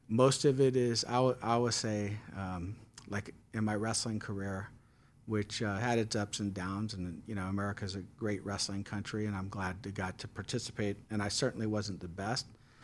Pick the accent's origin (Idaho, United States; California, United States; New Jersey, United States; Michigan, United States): California, United States; San Francisco; So, like, I grew up in San Francisco, and I was adopted.